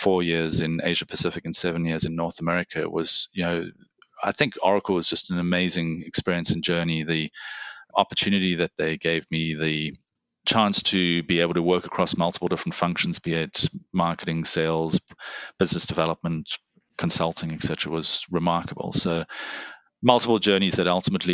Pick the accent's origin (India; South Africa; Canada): South Africa; Cape Town, Western Cape; moved away as an adult; also born or lived in Singapore; now in Bay Area, United States; I was born in South Africa, grew up in Cape Town